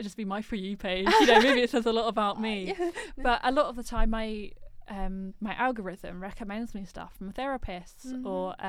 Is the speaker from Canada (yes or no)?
no; United Kingdom; first language English; as a British person coming from a privileged background